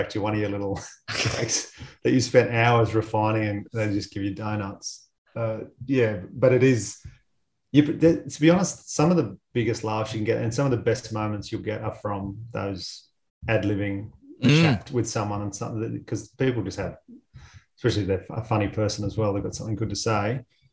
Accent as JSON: {"language": "English", "town": "Batemans Bay", "region": "New South Wales", "country": "Australia", "tie": "born or raised there", "said": "I grew up in Batemans Bay on the South Coast, and real rugby league heartland."}